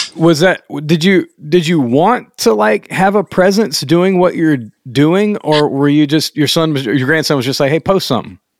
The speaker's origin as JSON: {"language": "English", "region": "the South", "country": "United States", "said": "I'm from the South"}